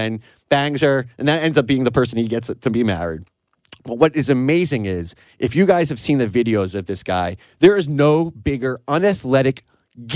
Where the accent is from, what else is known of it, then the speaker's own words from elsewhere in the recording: Long Island, South Shore, New York, United States; I was on the South Shore of Long Island